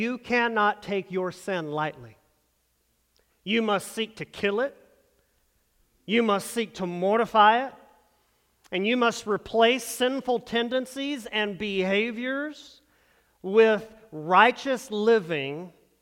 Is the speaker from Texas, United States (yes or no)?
yes; North Texas, United States; moved away as an adult; we come from small town North Texas is where we grew up.